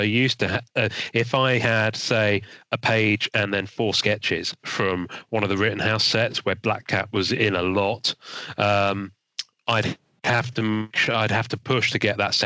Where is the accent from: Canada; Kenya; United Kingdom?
United Kingdom; England; I'm English